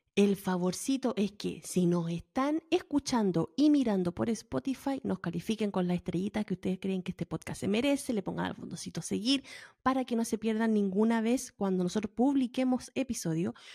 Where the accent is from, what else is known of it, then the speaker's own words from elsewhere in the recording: Valparaíso, Chile; moved away; como buena porteña Valparaíso